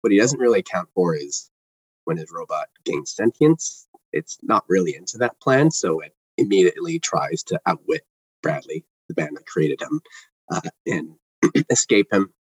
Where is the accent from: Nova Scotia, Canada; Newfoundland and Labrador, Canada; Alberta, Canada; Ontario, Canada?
Ontario, Canada; Toronto; I'm from Toronto